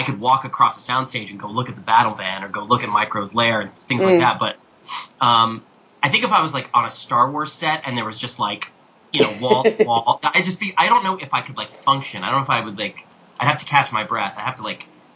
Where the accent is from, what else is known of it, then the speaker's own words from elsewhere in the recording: New York City, New York, United States; I'm from New York City